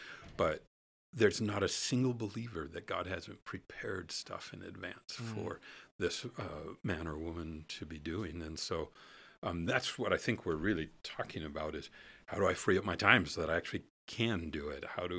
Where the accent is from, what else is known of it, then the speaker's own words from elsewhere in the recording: Alaska, United States; I'm a boy from the woods in the Holy Land. I grew up in Alaska